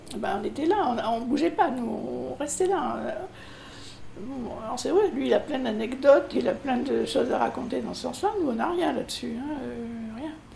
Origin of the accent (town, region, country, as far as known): Périgueux, Nouvelle-Aquitaine, France; born or raised there; now in Bordeaux, France